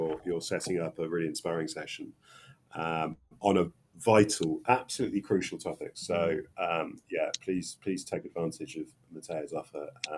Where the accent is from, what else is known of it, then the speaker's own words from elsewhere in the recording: England, United Kingdom; I'm very English